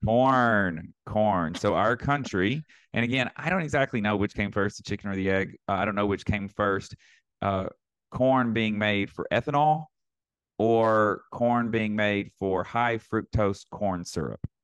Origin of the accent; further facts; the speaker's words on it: Northeast Arkansas, United States; moved away; I grew up in a town of eight thousand people in Northeast Arkansas.